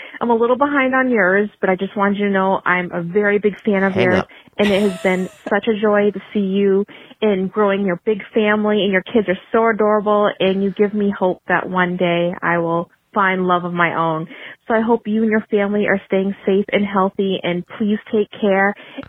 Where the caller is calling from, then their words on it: New Hampshire, United States; I'm calling from New Hampshire